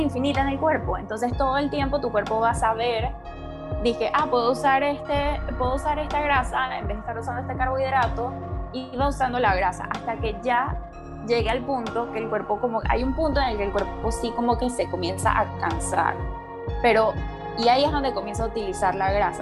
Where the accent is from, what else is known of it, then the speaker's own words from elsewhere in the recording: Panama; moved away as an adult; also born or lived in United States; yo soy de Panamá, pero yo no estudié en la universidad en Panamá, yo me fui a la universidad en Estados Unidos